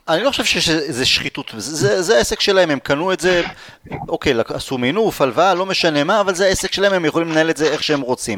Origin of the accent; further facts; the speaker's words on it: Israel; אנחנו יהודים, אנחנו ישראלים